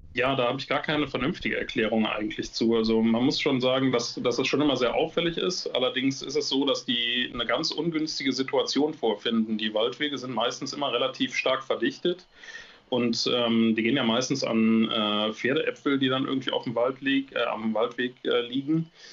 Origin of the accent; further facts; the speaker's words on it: North Rhine-Westphalia, Germany; Nordrhein-Westfalen nehme, hier bei uns